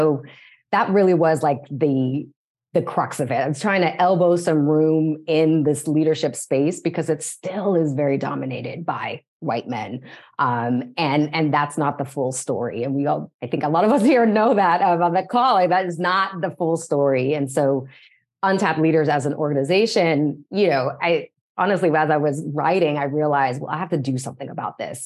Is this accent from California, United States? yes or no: yes; San Diego County, Southern California, United States; now in Los Angeles, United States; I am originally from Southern California, born and raised in San Diego County.